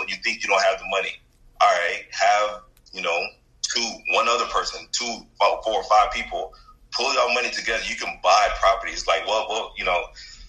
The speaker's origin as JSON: {"language": "English", "town": "Houston", "region": "Texas", "country": "United States", "tie": "born or raised there", "said": "born and raised in Houston"}